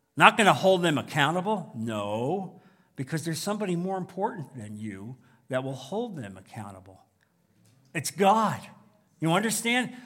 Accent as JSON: {"language": "English", "region": "New Jersey", "country": "United States", "tie": "born or raised there", "moved": "yes", "lives_now": "Naples, United States", "said": "growing up in New Jersey"}